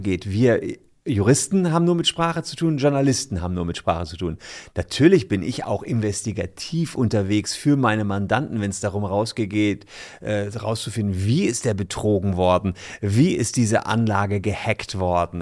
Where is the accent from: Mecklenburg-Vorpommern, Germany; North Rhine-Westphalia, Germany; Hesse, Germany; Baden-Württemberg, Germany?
North Rhine-Westphalia, Germany; Gevelsberg; moved away as an adult; now in Cologne, Germany; in meiner Heimatstadt Gefelsberg, das ist dabei Ennepetal, Wuppertal, im Ruhrport im weitesten Sinne, seit ich 15 war